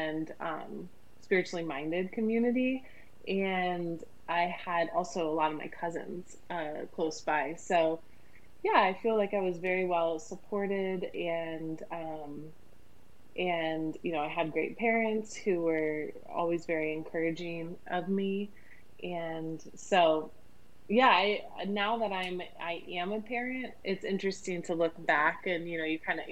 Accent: Ohio, United States; I grew up in a really small town in Ohio, about 1,000 people in my town

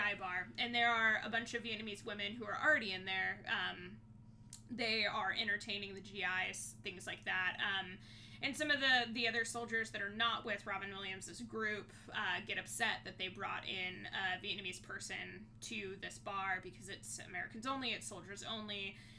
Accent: Thailand; I grew up in Thailand. I immediately knew that it was filmed in Thailand.

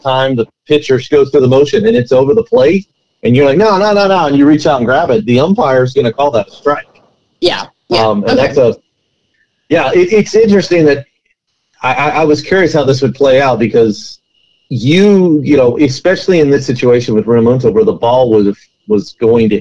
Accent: United States; I'm an American

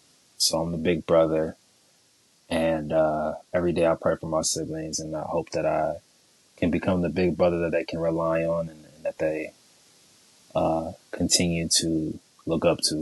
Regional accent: San Jose, California, United States; born there; I was born in San Jose, California. You don't know where that's at. That's the Bay Area. That's the South Bay.

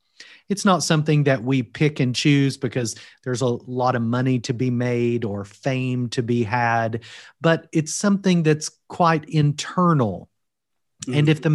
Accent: Kentucky, United States; moved away as an adult; now in Wales, United Kingdom; I am originally from Kentucky. As you can tell from my accent, I'm not from Wales originally. Both my wife and I moved to Wales after being called to serve at Union last July.

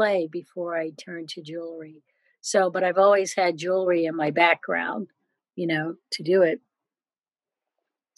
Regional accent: Philadelphia, Pennsylvania, United States; also born or lived in New York; I grew up in Philadelphia

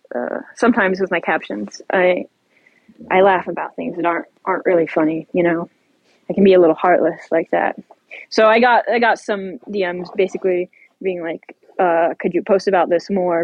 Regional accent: Ohio, United States; I'm I'm from Ohio. My my uh, I grew up like 50 miles west of of East Palestine.

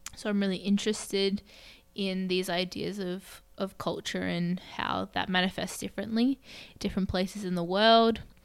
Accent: Melbourne, Victoria, Australia; moved away as an adult; now in New York, United States; I was born in Melbourne, Australia, one of the most livable cities

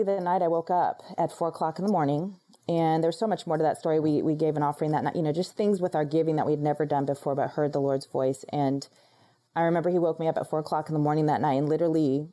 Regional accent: Florida, United States; moved away as an adult; now in Dallas, United States; I was in Florida for, you know, 34 years of my life, never left that place

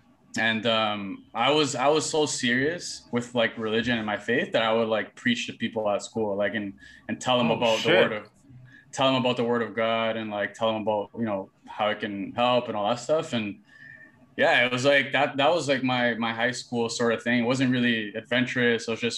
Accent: Toronto, Ontario, Canada; also born or lived in Brampton; From grade seven to eight in Toronto, and then from grade 8 to 9 had that transition to Brampton.

